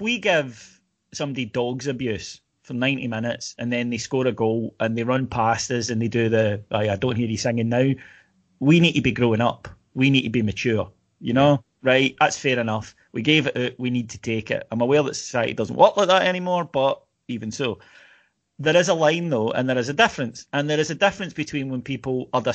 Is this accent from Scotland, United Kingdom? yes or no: yes; Kilwinning, Scotland, United Kingdom; I'm from Kilwinning